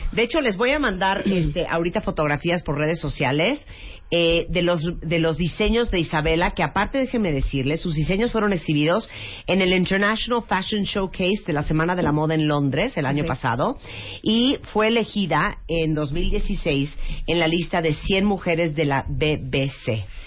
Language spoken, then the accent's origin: Spanish; Nicaragua; yo soy nicaragüense